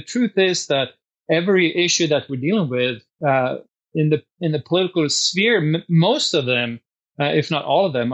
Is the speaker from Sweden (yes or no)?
yes; Sweden; now in Washington, United States; I grew up in Sweden and I'm a naturalized citizen